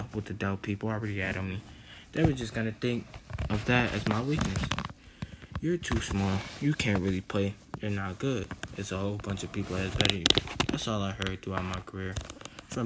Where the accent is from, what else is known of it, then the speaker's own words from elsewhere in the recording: Buffalo, New York, United States; growing up in Buffalo, New York